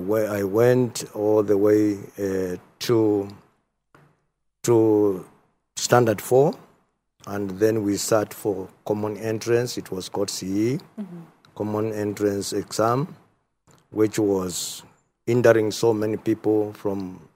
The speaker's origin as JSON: {"language": "English", "town": "Mwala", "region": "Machakos County", "country": "Kenya", "tie": "born there", "said": "as you have heard. I was born in Machakos County, in Mwala sub-county, beyond location, 1949."}